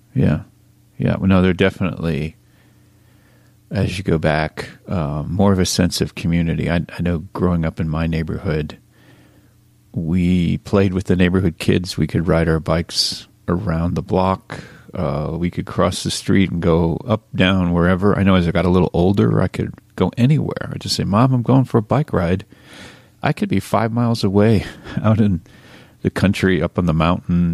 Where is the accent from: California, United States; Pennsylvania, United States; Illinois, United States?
Pennsylvania, United States; Reading; growing up in Reading, Pennsylvania